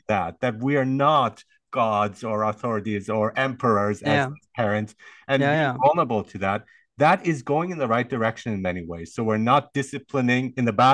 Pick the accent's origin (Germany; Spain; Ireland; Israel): Germany; I grew up in Germany, so it was discipline, and they taught me good discipline.